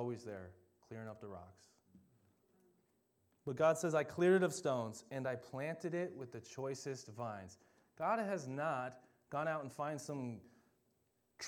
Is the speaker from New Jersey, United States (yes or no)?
no; Delano, Minnesota, United States; also born or lived in Champlin Park, Minnesota; when we moved from Champlin Park to Delano, Minnesota, the land was like a desert